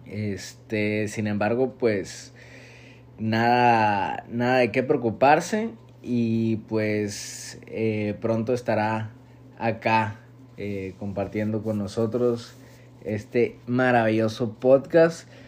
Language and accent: Spanish; Mexico; alrededor de, de pues lo cercano a, a nosotros como mexicanos o mexicoamericanos.